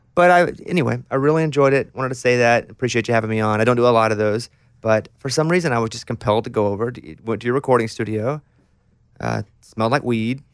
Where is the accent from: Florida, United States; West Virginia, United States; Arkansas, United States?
Arkansas, United States; now in Nashville, United States; growing up in Arkansas, ten years before I did